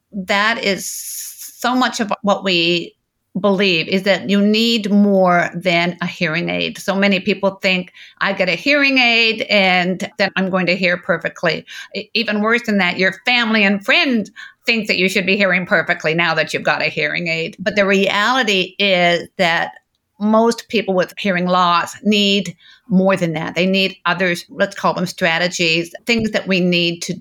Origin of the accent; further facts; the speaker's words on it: Toronto, Ontario, Canada; now in Victoria, Canada; I grew up in central Canada in Toronto